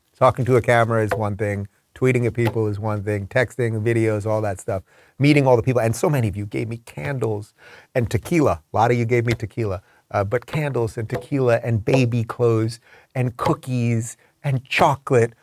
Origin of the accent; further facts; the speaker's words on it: Long Island, New York, United States; I grew up on Long Island